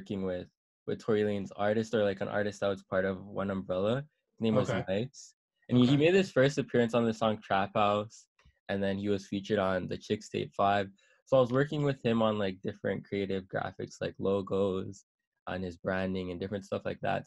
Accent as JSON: {"language": "English", "town": "Toronto", "region": "Ontario", "country": "Canada", "said": "I'm from Scarborough"}